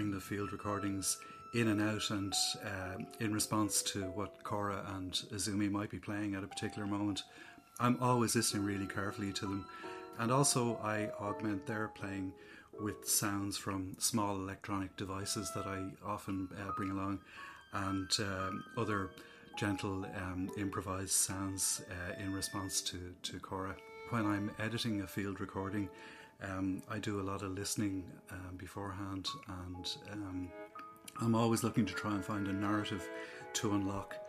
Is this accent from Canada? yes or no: no; Dún Laoghaire, Leinster, Ireland; I grew up in Dun Laoghaire as a child